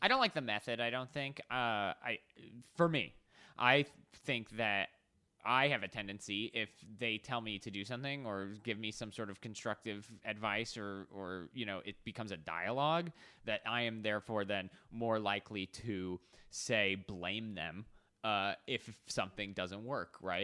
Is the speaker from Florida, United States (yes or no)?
no; Arizona, United States; moved away as an adult; also born or lived in New York City; now in Los Angeles, United States; I grew up in Arizona, kinda middle of nowhere. Right when I turned eighteen, I moved to New York City